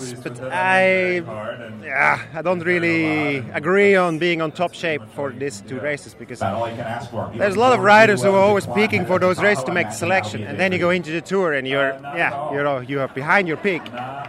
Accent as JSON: {"language": "English", "country": "Switzerland", "said": "I'm from Switzerland, so Tour de Suisse is definitely my favorite."}